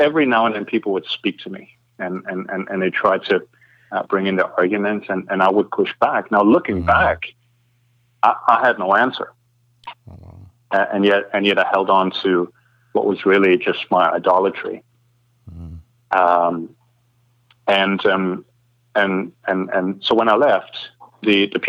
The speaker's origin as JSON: {"language": "English", "region": "East Germany", "country": "Germany", "tie": "born or raised there", "also_born_or_lived": "Kansas", "moved": "as an adult", "lives_now": "Scotland, United Kingdom", "said": "I grew up in Germany in a very secular environment in what used to be kind of East Germany"}